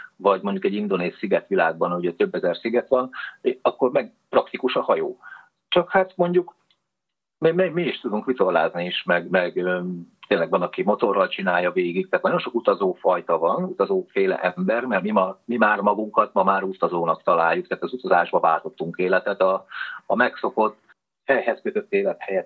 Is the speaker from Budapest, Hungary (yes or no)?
no; Nyíregyháza, Szabolcs-Szatmár-Bereg, Hungary; moved away as an adult; Nyíregyházán mm, nőttem föl, de mivel a nagyszüleim pestiek voltak